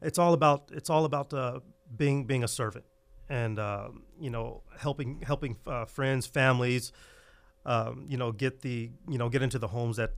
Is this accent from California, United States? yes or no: yes; Fresno, California, United States; I was born and raised right here in Fresno. Very, very humble beginnings in a place called Dakota Woods, if any of you know where where that is.